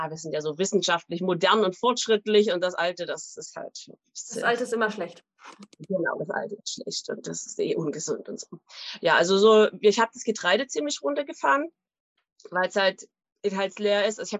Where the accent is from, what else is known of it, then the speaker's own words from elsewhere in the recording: East Germany, Germany; Also ich bin in der DDR aufgewachsen und da gab es ja auch nicht immer alles.